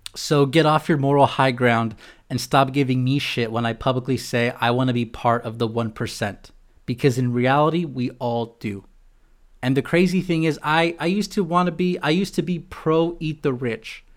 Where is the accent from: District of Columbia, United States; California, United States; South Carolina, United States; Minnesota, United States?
California, United States; San Diego; moved away as an adult; now in Chicago, United States; being from San Diego